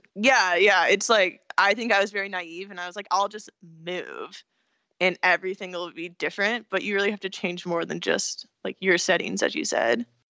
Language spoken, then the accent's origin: English; California, United States; also born or lived in Pennsylvania / San Francisco; I'm from California, so I was kind of, like, the hippie person there